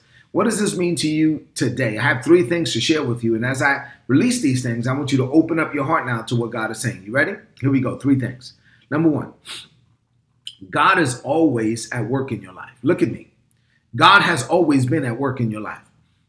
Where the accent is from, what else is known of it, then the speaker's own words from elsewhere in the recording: New York City, New York, United States; also born or lived in Dominican Republic; I grew up in Brooklyn, New York, and I'm a son of immigrant parents from the Dominican Republic. And so I did have many experiences growing up in the Dominican Republic.